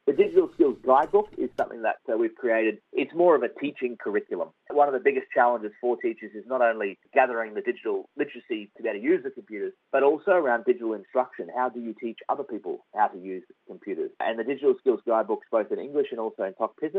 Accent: Australia; everything that I had growing up in Australia

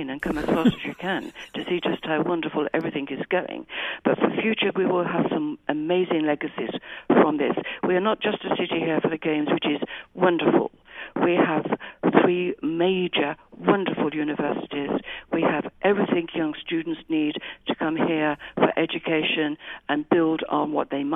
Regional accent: Birmingham, West Midlands, United Kingdom; I was born in Birmingham. And lived here all my life

